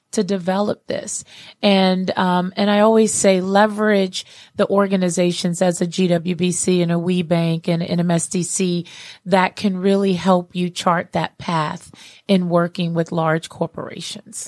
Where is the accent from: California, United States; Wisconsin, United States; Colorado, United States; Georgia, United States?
Georgia, United States; Atlanta; here in Atlanta, um, in my hometown here